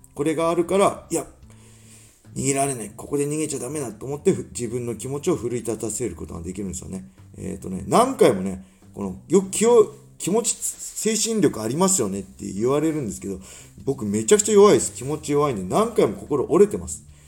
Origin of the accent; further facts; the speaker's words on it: Tsuchiura, Ibaraki, Japan; 土浦三高っていう高校出身なんですけど